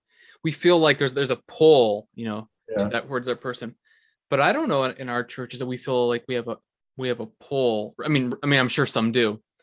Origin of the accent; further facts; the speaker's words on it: British Columbia, Canada; also born or lived in Fort Nelson, British Columbia / Prince George, British Columbia; even though I grew up in Canada, I grew up in British Columbia where there's Indigenous people.